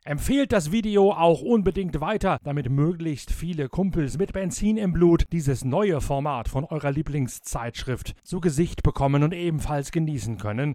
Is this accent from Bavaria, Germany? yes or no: no; Lower Saxony, Germany; Bei uns in Niedersachsen